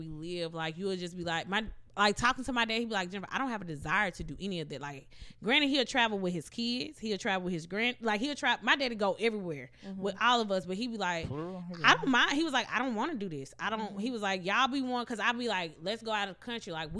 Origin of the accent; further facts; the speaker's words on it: Madison, Mississippi, United States; moved away as an adult; when I was growing up in Madison, I was well known. I was in high school